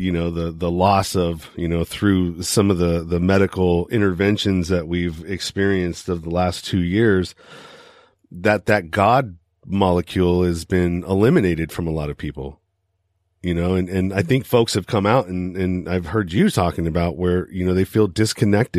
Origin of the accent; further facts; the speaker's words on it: United States; I'm from the United States